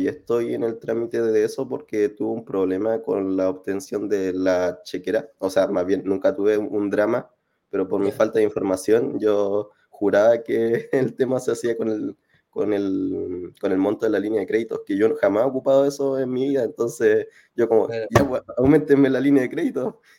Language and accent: Spanish; Concepción, Biobío, Chile; now in Viña del Mar, Chile; eh, ahora estoy en Viña, soy de Conce, eh, tengo 28